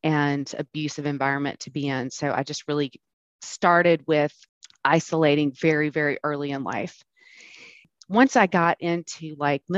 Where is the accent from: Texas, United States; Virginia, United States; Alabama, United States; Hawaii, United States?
Alabama, United States; Birmingham; now in Atlanta, United States; I grew up in Birmingham